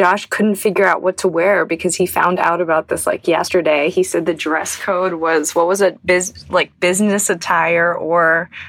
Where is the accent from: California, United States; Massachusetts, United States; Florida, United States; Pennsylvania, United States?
Pennsylvania, United States; Pittsburgh; now in New York, United States; I'm in Pittsburgh, my hometown of Pittsburgh